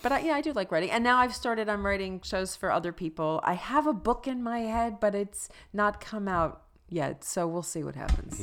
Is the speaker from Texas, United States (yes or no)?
no; Plainfield, New Jersey, United States; moved away; also born or lived in Maryland; I grew up in New Jersey and Maryland